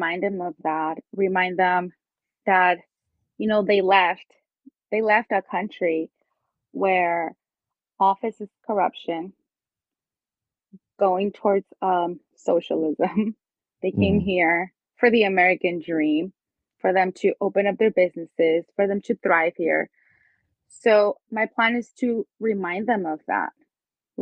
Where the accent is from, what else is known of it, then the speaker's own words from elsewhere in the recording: Mexico; moved away as an adult; also born or lived in Hacienda Heights, California; now in California, United States; I can relate to the Hispanic community because I was born in Mexico